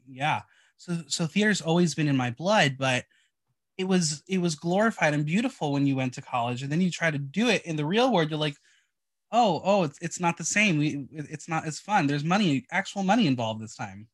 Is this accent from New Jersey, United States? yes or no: yes; New Jersey, United States; I am from North Jersey